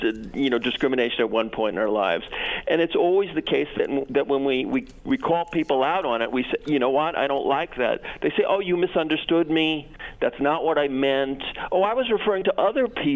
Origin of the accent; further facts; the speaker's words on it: United States; now in Portugal; I'm American. I was born there, although I've lived in Portugal for 30 years